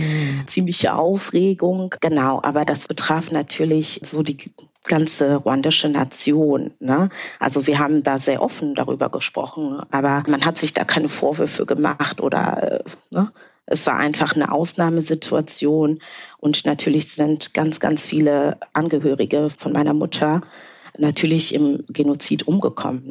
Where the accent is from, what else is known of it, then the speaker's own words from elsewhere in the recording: Bonn, North Rhine-Westphalia, Germany; first language Kinyarwanda; German is a second language; also born or lived in Rwanda (born); now in Berlin, Germany; damals, in Anfang der 90er, bin ich dann mit meiner Familie hier nach Deutschland gekommen, nach Bonn